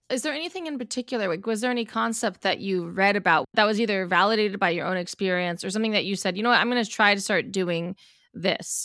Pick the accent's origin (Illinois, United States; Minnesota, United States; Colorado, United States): Colorado, United States; We're both from Colorado